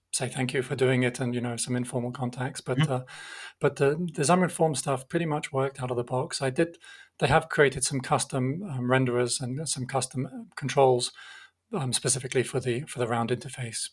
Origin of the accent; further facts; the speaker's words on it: United Kingdom; now in Geneva, Switzerland; you can probably tell from my accent that I'm originally from the UK, although I have become Swiss as well